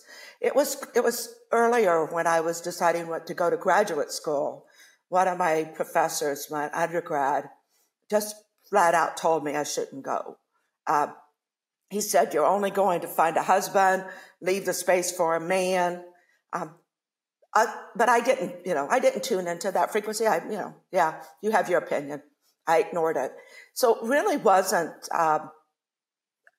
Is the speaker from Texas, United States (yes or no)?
no; Ohio, United States; I grew up in Ohio